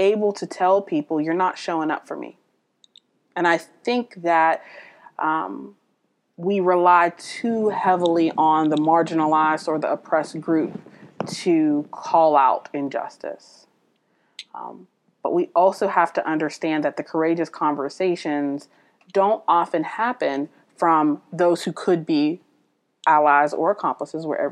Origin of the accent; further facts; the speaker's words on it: United States; I'm an American citizen